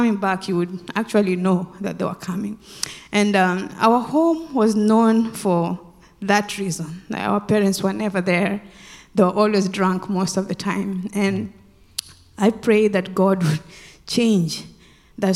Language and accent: English; Western Kenya, Kenya; moved away; I grew up in Kenya, in a village in Western Kenya.